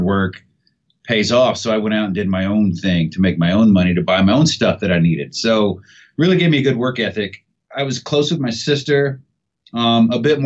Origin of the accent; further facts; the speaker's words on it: Seymour, Indiana, United States; moved away; I was born in Seymour, Indiana, and my parents were married my entire, you know, childhood growing up